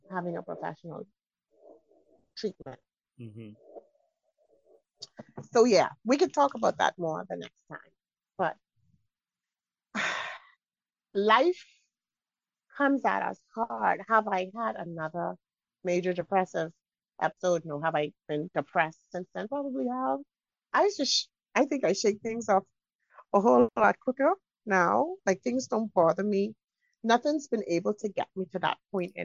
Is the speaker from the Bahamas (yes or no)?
yes; Bahamas; I'm from the Bahamas.